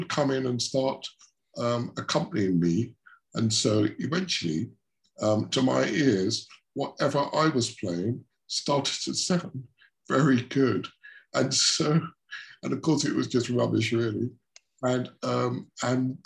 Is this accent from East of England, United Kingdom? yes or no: yes; Shoeburyness, East of England, United Kingdom; I grew up in Shoeburyness, which is a small town down in Essex